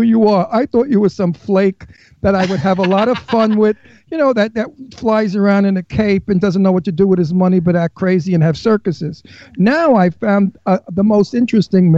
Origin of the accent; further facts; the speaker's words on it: New York City, New York, United States; I'm from Brooklyn.